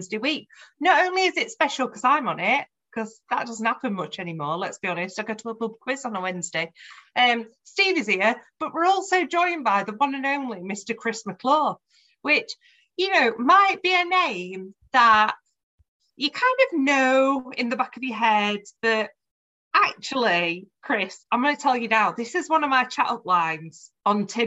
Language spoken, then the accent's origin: English; Sheffield, Yorkshire and the Humber, United Kingdom; I'm from Sheffield, of course, my cousin's an …